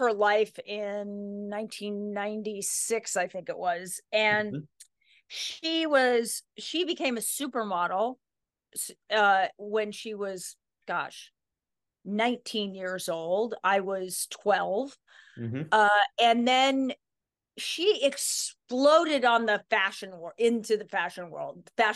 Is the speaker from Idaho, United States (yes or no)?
yes; Sun Valley, Idaho, United States; we moved there from Mill Valley, California when I was 4. So that's always been my home